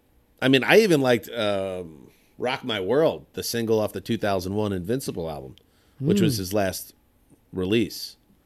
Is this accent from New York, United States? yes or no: yes; Rockland County, New York, United States; the county where we grew up